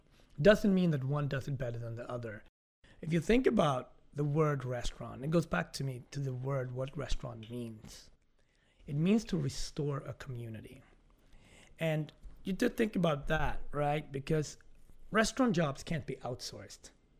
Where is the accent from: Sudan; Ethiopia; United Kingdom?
Ethiopia; also born or lived in Scandinavia; now in Harlem, United States; like being from Ethiopia, growing up in Scandinavia, living in Harlem, there's a lot of contradictions and complexities and all that.